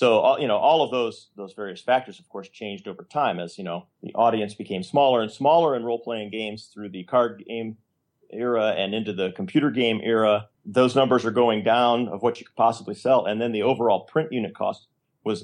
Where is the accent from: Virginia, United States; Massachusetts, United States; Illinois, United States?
Illinois, United States; I'm from Illinois